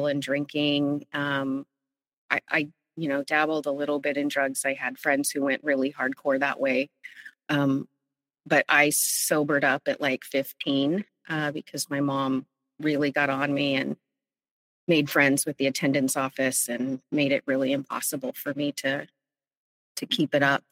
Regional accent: Central Valley, California, United States; also born or lived in San Francisco; I grew up in the Central Valley in California in a rural town

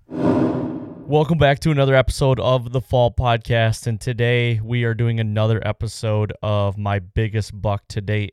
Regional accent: Pennsylvania, United States; David and I coming from P

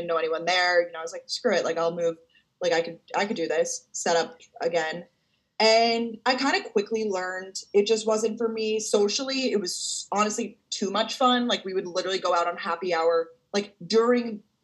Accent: Long Island, New York, United States; I'm from Long Island

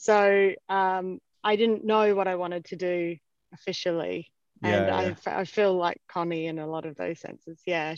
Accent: Adelaide, South Australia, Australia; now in London, United Kingdom; Yeah, I'm from Australia and I'm from Adelaide as well, which is a smaller city

